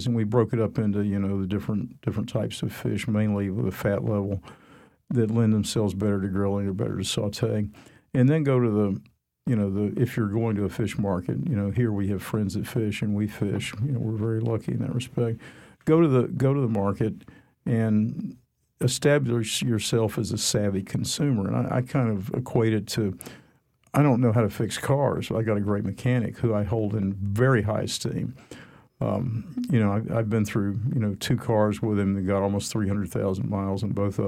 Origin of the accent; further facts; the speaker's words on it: Atlanta, Georgia, United States; moved away; I come from Atlanta